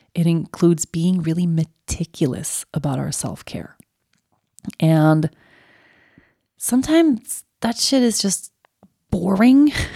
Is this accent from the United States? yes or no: no; Sweden; moved away; my roots and my everything that is so beautiful about my home country